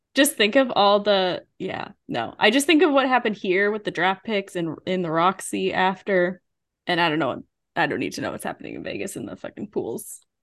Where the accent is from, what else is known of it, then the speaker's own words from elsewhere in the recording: Canada; I was from Canada